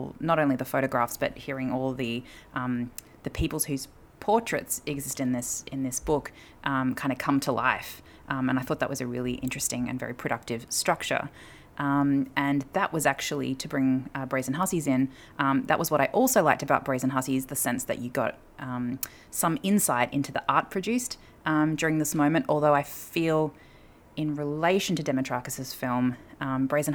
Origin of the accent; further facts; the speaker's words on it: Australia; as an Australian woman myself